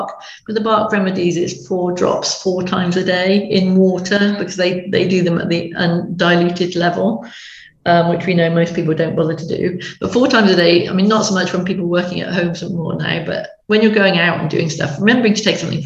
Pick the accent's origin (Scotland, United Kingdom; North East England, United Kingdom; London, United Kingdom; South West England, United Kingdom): South West England, United Kingdom; Stroud; moved away as an adult; now in Somerset, United Kingdom; we lived up in Gloucestershire, Stroud in Gloucestershire, and which is where lots of the essences were made, my hometown